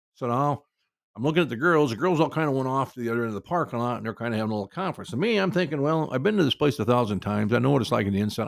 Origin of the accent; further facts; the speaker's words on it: Cedar Rapids, Iowa, United States; my hometown of Cedar Rapids, Iowa